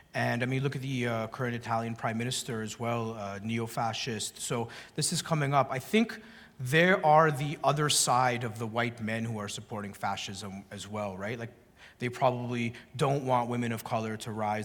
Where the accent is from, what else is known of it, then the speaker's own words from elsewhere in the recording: Canada; the welfare state where I grew up in Canada